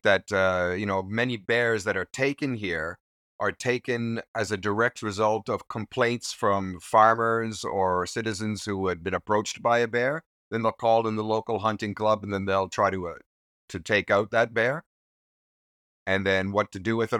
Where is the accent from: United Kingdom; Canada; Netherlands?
Canada; Newfoundland and Labrador; moved away as an adult; now in Japan; I'm originally from Newfoundland in eastern Canada